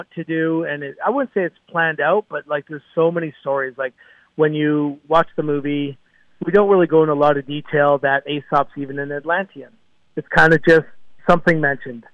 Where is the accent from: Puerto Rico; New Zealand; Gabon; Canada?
Canada; I am born and raised in Canada and still reside in Vancouver, British Columbia